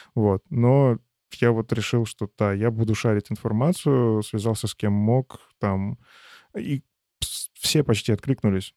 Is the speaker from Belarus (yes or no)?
yes; Belarus; Это моя страна, я здесь родился, я здесь вырос